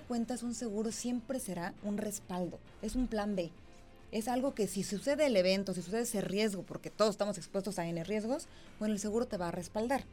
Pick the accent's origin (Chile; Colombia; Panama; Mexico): Mexico; como mexicanos